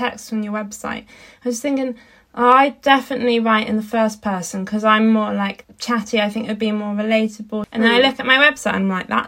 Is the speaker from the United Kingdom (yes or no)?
yes; Dartmoor, South West England, United Kingdom; I grew up on Dartmoor and in like rural landscapes of Britain